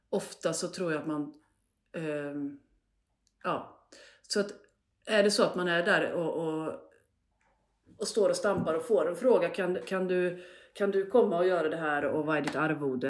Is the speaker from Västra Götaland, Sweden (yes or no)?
yes; Hällsjunga, Västra Götaland, Sweden; en by som heter Hållsjunga. Fint som ligger ungefär mittemellan Borås och Falkenberg.